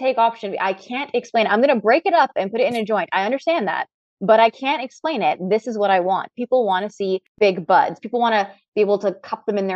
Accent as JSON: {"language": "English", "country": "Canada", "tie": "born or raised there", "also_born_or_lived": "Trinidad", "said": "I'm Trinidadian and I was born in Trinidad and raised in Canada."}